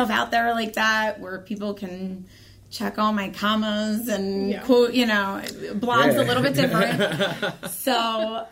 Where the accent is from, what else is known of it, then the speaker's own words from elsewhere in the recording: Norristown, Pennsylvania, United States; I was born and raised in Norristown, Pennsylvania